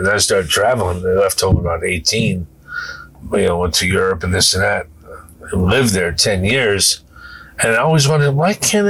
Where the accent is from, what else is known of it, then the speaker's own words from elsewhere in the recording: Bridgeport, Connecticut, United States; I was grew up in Bridgeport, Connecticut, which happens to be, and I didn't know this at the time, right in the middle of, from New Haven along the coast of Connecticut to New York